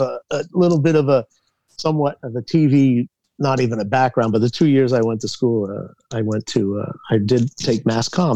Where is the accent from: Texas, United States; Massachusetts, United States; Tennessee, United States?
Massachusetts, United States; we grew up in Massachusetts